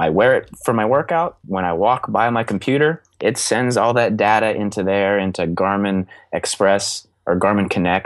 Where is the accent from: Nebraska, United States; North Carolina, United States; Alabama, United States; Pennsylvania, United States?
Pennsylvania, United States; Belle Vernon; moved away; my hometown, Belvern in Pennsylvania